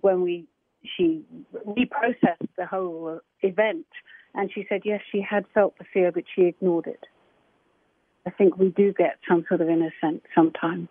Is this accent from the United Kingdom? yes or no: yes; England, United Kingdom; I'm English